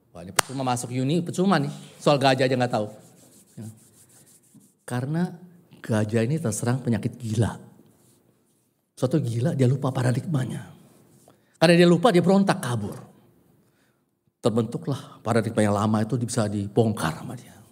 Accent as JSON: {"language": "Indonesian", "region": "Java", "country": "Indonesia", "said": "Ada yang kultur Jawa, saya, kult, uh, ah, saya Jawa, ya kan?"}